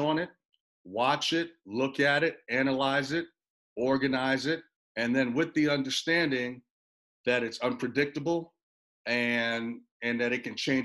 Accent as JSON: {"language": "English", "region": "New York", "country": "United States", "tie": "born or raised there", "also_born_or_lived": "Puerto Rico", "said": "I was born in Puerto Rico, raised in New York."}